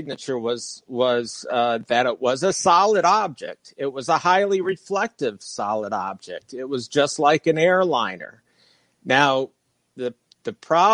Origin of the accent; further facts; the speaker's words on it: Fort Lauderdale, Florida, United States; moved away; also born or lived in Michigan; I grew up in Fort Lauderdale, and I was born in Michigan